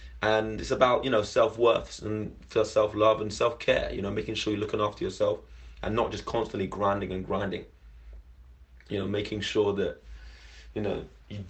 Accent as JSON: {"language": "English", "region": "London", "country": "United Kingdom", "said": "I'm from London originally and moved away and came back"}